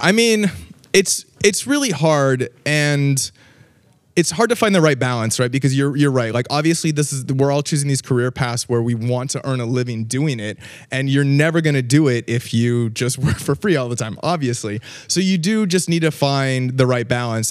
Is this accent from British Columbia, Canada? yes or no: yes; Vancouver, British Columbia, Canada; now in Los Angeles, United States; Grew up, uh, grew up in Vancouver, um, which is a fantastic place